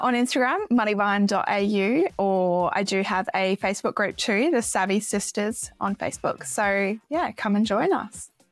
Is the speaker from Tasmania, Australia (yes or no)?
no; Gold Coast, Queensland, Australia; also born or lived in Sweden; I was born in Sweden, grew up on the Gold Coast